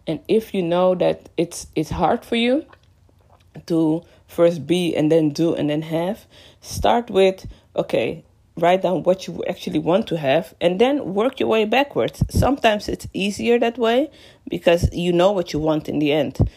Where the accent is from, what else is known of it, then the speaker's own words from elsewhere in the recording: Amsterdam, North Holland, Netherlands; moved away as an adult; now in London, United Kingdom; I am originally from Amsterdam, born and raised. Well, I was born and raised in Amsterdam